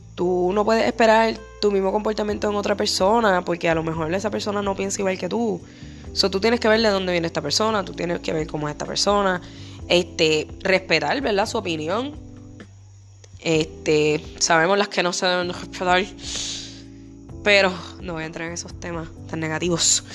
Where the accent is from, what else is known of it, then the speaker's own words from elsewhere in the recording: Puerto Rico; yo soy negra porque yo soy boricua, y los boricuas somos español, taíno y negro